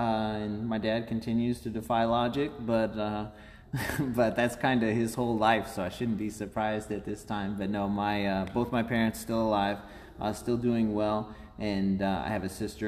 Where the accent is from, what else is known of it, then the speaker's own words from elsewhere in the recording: Owensville, Missouri, United States; also born or lived in Louisiana, Missouri / Iowa / Kansas City; But 39, and I was actually born in Louisiana, Missouri, just south of here. And I spent some time growing up in Iowa, a little bit over on the Kansas City side. And then as my grandmother started getting closer to her time, we moved to Owensville, Missouri